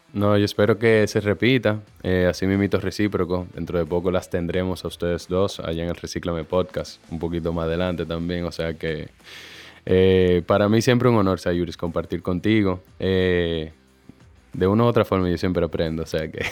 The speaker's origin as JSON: {"language": "Spanish", "town": "Santo Domingo", "country": "Dominican Republic", "tie": "born or raised there", "also_born_or_lived": "Mexico"}